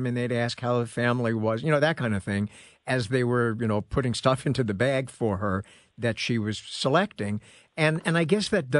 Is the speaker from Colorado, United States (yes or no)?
no; New York, United States; this rings a bell, because when I was growing up in New York, and this was a while ago, they didn't have that many giant supermarkets.